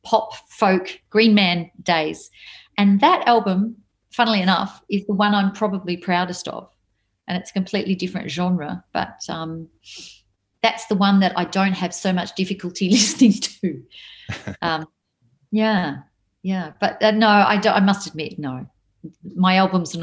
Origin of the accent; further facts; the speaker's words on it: Melbourne, Victoria, Australia; I'm a Melbourne girl, the Maya Music Bowl holds memories for me. I went there when I was a kid to see people